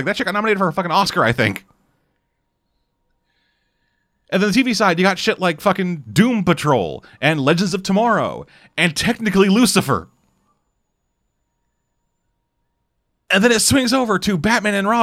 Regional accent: Canada; I'm Canadian

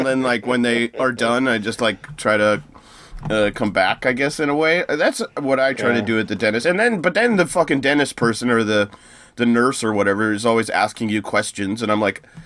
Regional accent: United States; as an American

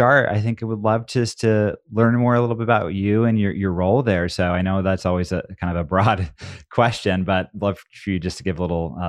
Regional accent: Portland, Oregon, United States; I grew up here

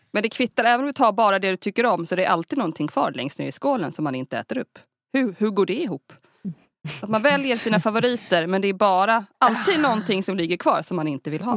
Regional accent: Sweden; vi svenskar

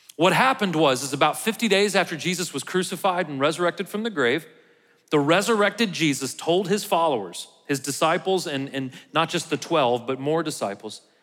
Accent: United States; how proud I am to be an American

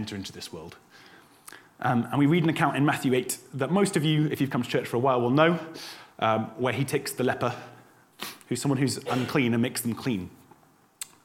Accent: United Kingdom

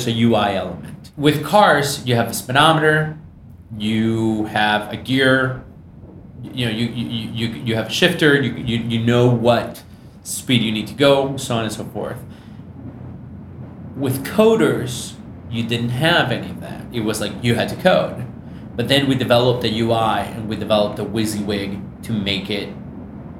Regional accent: Michigan, United States; I grew up in Michigan.

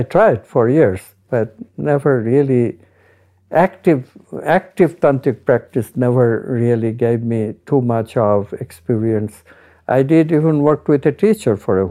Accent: India; I'm Indian

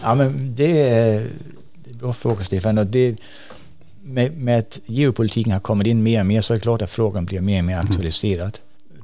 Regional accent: Sweden; vi blir fattigare och fattigare som svenskar

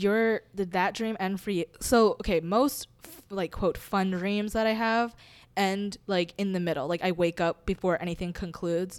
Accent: Hawaii, United States; growing up in Hawaii

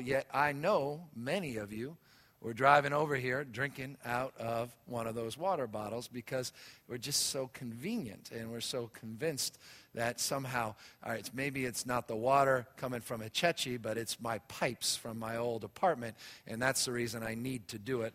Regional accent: San Francisco, California, United States; I was raised out here in San Francisco

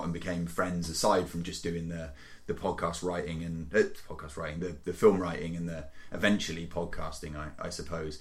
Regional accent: Cheltenham, South West England, United Kingdom; also born or lived in South Korea / Canada; Cheltenham, which is this town and my hometown where I grew up

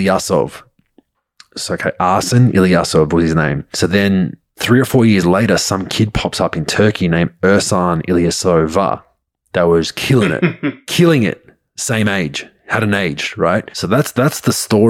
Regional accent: Australia; I'm Croatian background from Australia. So I speak Croatian in my family

